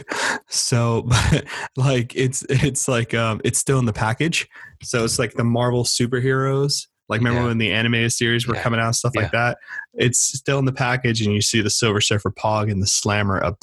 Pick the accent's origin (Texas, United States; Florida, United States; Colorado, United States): Florida, United States; Miami; I'm from Miami